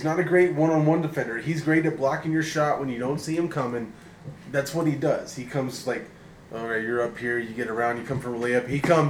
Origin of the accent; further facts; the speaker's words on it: Denver, Colorado, United States; he's in my hometown.